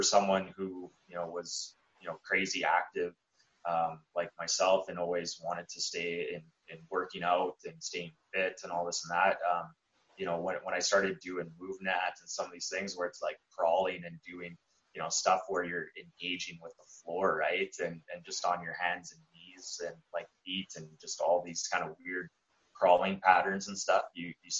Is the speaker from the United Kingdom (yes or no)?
no; Lethbridge, Alberta, Canada; where we're from, Lethbridge